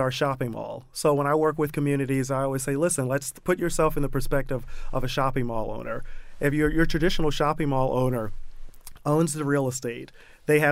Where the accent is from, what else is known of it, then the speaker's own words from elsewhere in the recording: Baltimore, Maryland, United States; moved away as an adult; I grew up in the Mondawmin and Penn North neighborhood